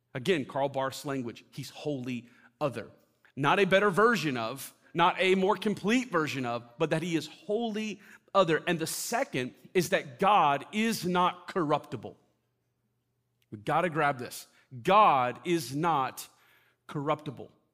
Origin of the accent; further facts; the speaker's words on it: Florida, United States; moved away; I grew up in Florida